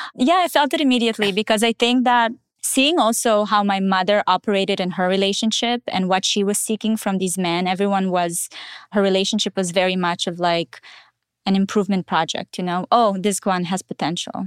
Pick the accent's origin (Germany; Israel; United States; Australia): Israel; born or raised there; also born or lived in Russia